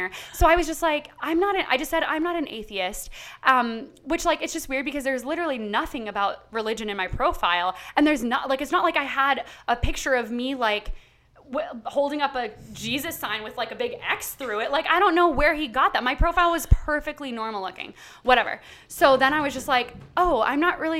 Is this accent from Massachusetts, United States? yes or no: yes; Massachusetts, United States; I am from Massachusetts. We live right next to Salem.